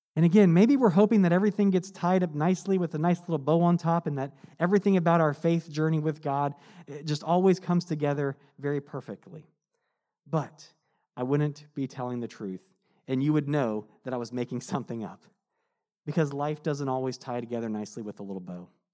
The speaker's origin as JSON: {"language": "English", "country": "United States", "said": "as a American living in this time"}